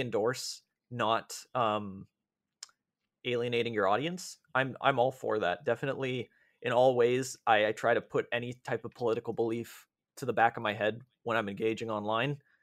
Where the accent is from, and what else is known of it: Canada